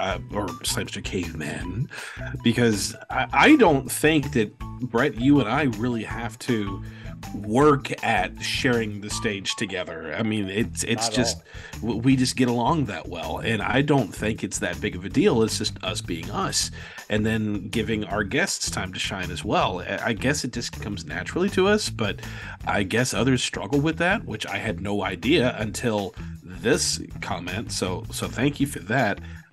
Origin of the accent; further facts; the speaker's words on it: Rhode Island, United States; Growing up in Rhode Island, I ventured west of the border to the Mystic Aquarium at least once and had ample pigeon exposure on day trips to Boston.